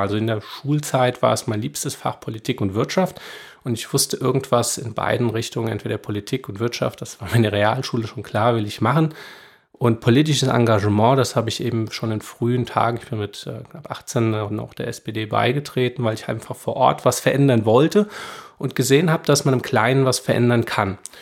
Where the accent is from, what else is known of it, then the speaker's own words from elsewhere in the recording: Rheingau, Hesse, Germany; ich bin hier groß geworden, das ist meine Heimat